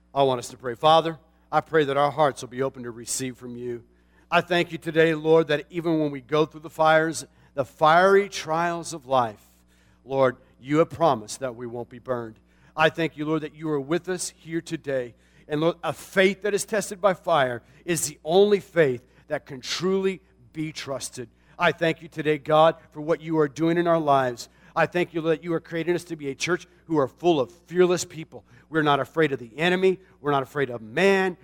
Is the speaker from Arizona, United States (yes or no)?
yes; Tucson, Arizona, United States; the Coca-Cola plant in my hometown in Tucson, Arizona